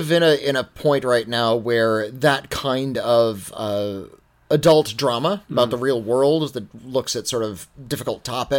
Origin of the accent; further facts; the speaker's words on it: Southern California, United States; I grew up in Southern California